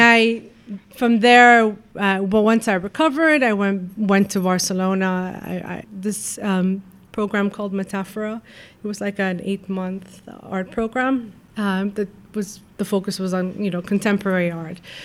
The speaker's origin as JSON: {"language": "English", "country": "Lebanon", "tie": "born or raised there", "moved": "yes", "said": "I grew up in Lebanon"}